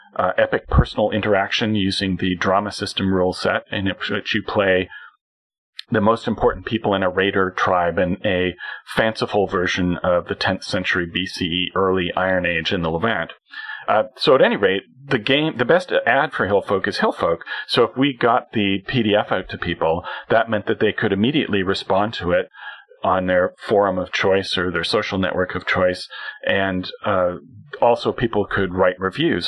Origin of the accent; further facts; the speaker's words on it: Canada; as a Canadian